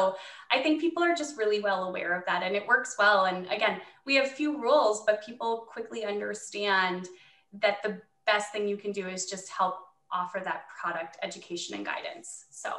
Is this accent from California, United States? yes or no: no; Southeast Minnesota, United States; I am from Southeast Minnesota.